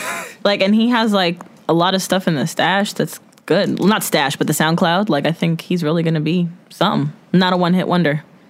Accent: New Jersey, United States; we're great from the Garden State.

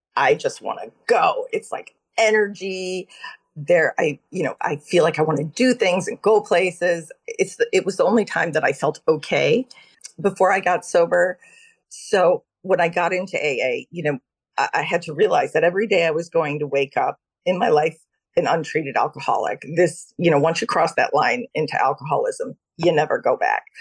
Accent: Austin, Texas, United States; moved away as an adult; also born or lived in Cleveland, Ohio / Syracuse, New York / Manhattan, New York; now in Connecticut, United States; I grew up in Cleveland, Ohio, and in Austin, Texas

